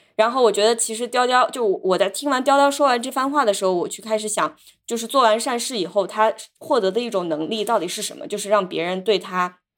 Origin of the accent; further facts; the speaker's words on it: China; moved away; 我小时候虽然是在中国长大